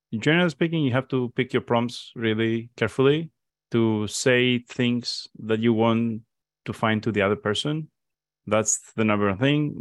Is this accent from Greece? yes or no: yes; Crete, Greece; I'm from Crete.